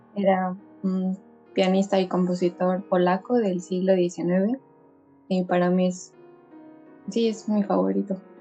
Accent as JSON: {"language": "Spanish", "country": "Mexico", "moved": "yes", "lives_now": "Estonia"}